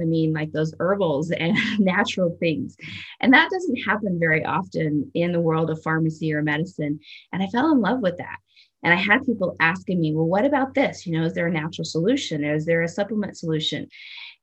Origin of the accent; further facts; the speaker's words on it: Southwest Kansas, United States; moved away as an adult; now in Colorado, United States; I grew up in the Midwest. So I grew up in Southwest Kansas, and my entire, from about 2 to 18 years old, I was there